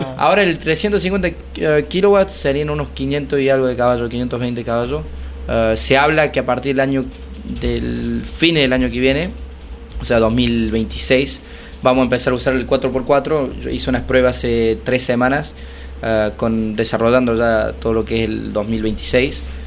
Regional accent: Córdoba, Argentina; accent: cordobés; moved away as an adult; also born or lived in France; Y yo crecí en Córdoba, crecí en el campo

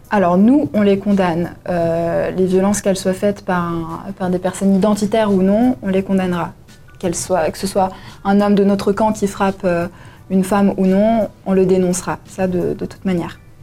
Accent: Valais, Switzerland; j'ai 20 ans, je suis valaisanne

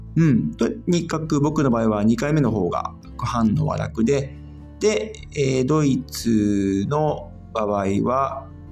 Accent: Japan; moved away as an adult; now in Germany; 僕自身は、やっぱり日本で生まれて育ってきて

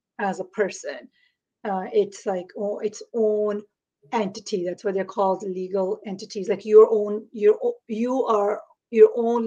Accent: India; now in Toronto, Canada; I am from Toronto, Ontario in Canada, but originally I'm from India

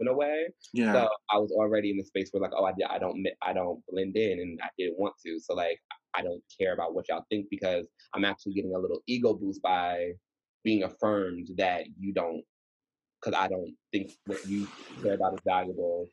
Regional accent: Atlanta, Georgia, United States; moved away as an adult; now in New York, United States; So I grew up in Georgia

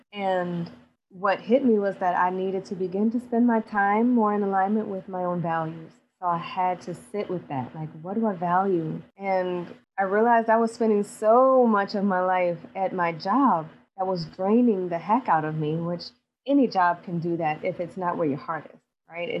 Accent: New Orleans, Louisiana, United States; I'm from New Orleans, Louisiana

